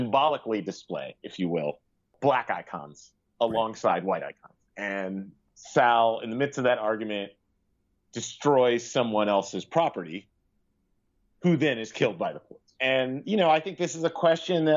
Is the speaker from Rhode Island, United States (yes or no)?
no; Cincinnati, Ohio, United States; now in New York, United States; Cincinnati, my hometown